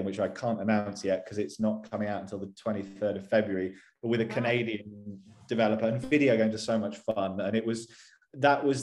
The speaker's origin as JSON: {"language": "English", "town": "Bristol", "region": "South West England", "country": "United Kingdom", "also_born_or_lived": "London", "moved": "as an adult", "lives_now": "Guildford, United Kingdom", "said": "I'm originally from a place called Bristol, which is on the west coast of England. I moved to London when I was 18"}